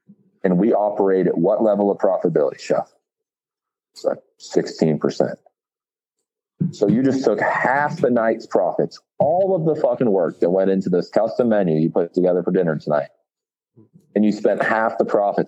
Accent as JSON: {"language": "English", "town": "Georgetown", "country": "United States", "tie": "born or raised there", "said": "Like I'm a chef, you know, but I grew up in Georgetown. I can milk a fucking goat. I know how to make cheese."}